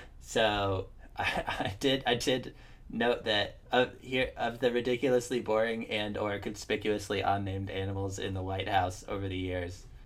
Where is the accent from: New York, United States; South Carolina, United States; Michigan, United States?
New York, United States; near Vermont; I grew up in like next to Vermont. Like I was in New York